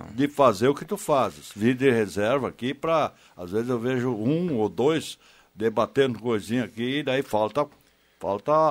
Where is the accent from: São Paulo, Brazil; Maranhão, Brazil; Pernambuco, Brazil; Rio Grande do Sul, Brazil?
Rio Grande do Sul, Brazil; Porto Alegre; born or raised there